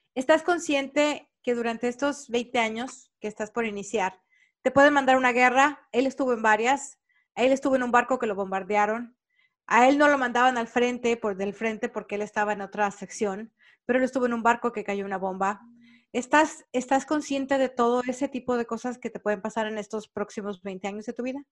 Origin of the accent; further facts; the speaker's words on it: Mexico; now in United States; Para nosotros los latinos, sobre todo los mexicanos